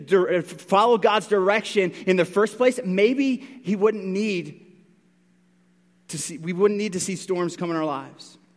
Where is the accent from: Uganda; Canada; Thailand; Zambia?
Canada; Newfoundland and Labrador; I grew up in Newfoundland. I grew up close to the water